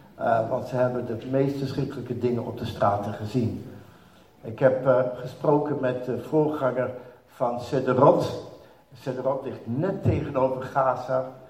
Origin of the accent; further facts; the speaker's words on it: Netherlands; moved away as an adult; now in Israel; als typische Nederlander